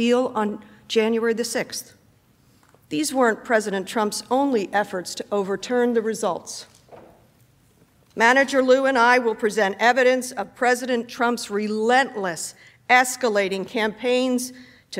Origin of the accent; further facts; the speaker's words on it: Pennsylvania, United States; Pennsylvania, my home state